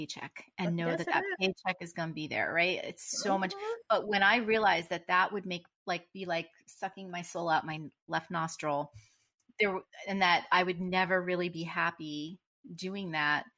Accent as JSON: {"language": "English", "region": "New Jersey", "country": "United States", "said": "I'm from Jersey"}